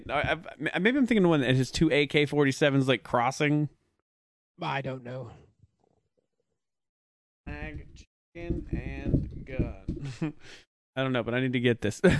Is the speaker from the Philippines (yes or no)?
no; United Kingdom; I'm also British.